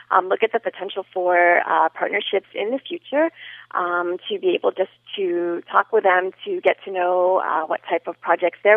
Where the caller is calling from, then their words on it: Miami, Florida, United States; I am calling uh, from Miami